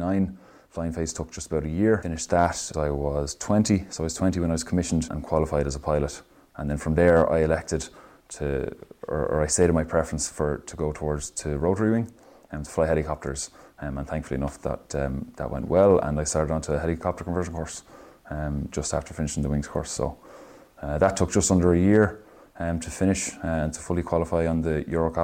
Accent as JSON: {"language": "English", "town": "Dunboyne", "region": "Leinster", "country": "Ireland", "said": "I'm from Dunboyne in Meath"}